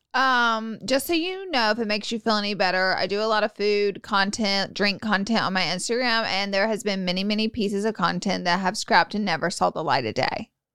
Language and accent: English; Alabama, United States; I'm from Alabama